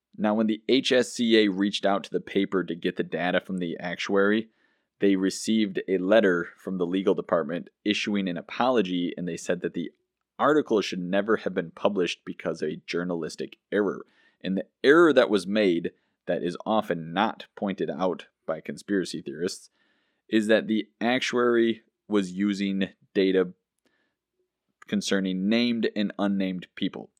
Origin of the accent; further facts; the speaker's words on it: United States; as an American citizen